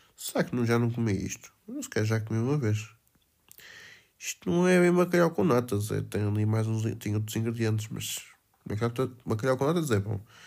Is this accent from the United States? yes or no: no; Felgueiras, Norte, Portugal; Cavacas de Margarido, pá. Da minha terra